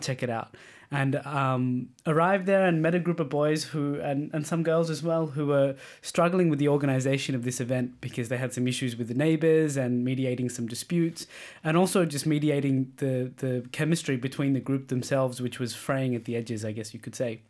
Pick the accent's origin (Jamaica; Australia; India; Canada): Australia; now in Denmark; as an Australian, we're very open